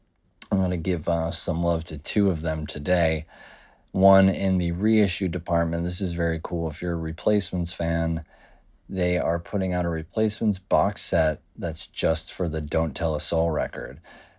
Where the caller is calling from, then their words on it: New York City, New York, United States; I'm calling in from Rough Trade NYC. That's right, New York City.